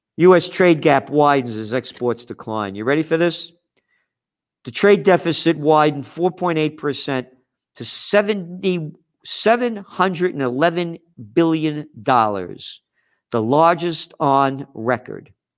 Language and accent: English; New York City, New York, United States; And my heart is American, born in the Bronx